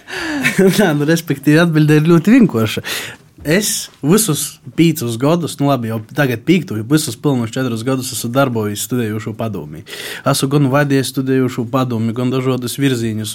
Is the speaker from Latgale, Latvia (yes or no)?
yes; Daugavpils municipality, Latgale, Latvia; also born or lived in Rēzekne; Es pats vispār esmu, nu, no Daugapils novada, tagad jau no augšdaļgavas novada, pabeidzuši poģu vidusskolu